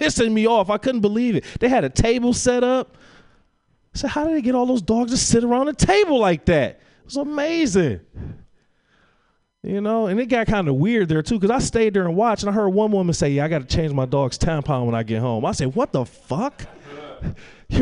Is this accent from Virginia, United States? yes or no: no; Detroit, Michigan, United States; moved away; I'm from Detroit